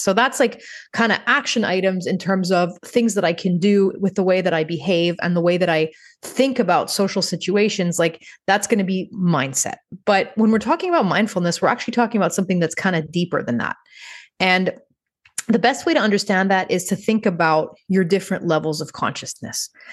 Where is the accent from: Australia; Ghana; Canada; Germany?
Canada; Montreal, Quebec; moved away as an adult; when I moved back to my hometown, which is Montreal, Canada